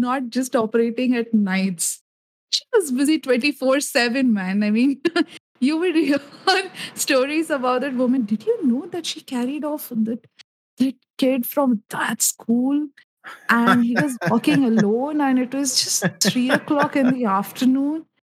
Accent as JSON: {"language": "English", "country": "India", "said": "as an Indian"}